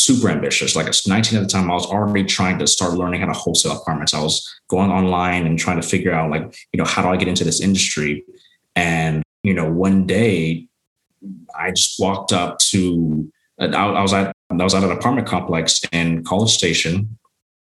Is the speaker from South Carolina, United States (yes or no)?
no; Arlington, Texas, United States; born and raised in Arlington, Texas.